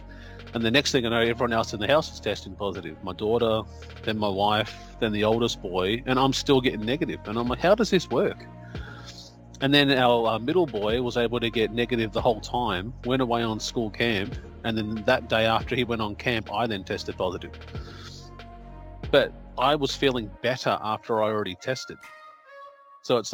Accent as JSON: {"language": "English", "country": "Australia"}